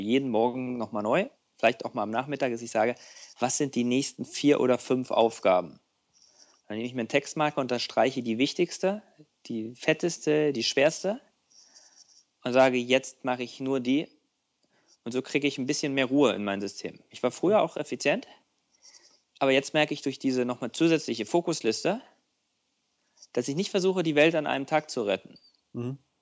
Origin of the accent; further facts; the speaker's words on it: East Germany, Germany; als Ostdeutscher